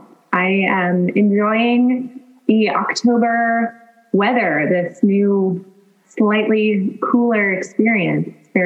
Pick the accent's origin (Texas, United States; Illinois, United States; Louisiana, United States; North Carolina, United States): North Carolina, United States; Davidson; moved away as an adult; also born or lived in New York City; now in Miami, United States; I am not originally from Miami. I grew up in North Carolina, small town Davidson, which is where the college is.